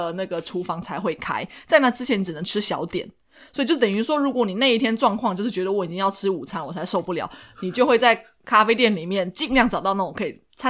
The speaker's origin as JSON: {"language": "Chinese", "country": "Taiwan", "said": "因为我们台湾人台湾人很喜欢吃脆脆的呀，有口感的呀，酥酥的啊，或者是有嚼劲。"}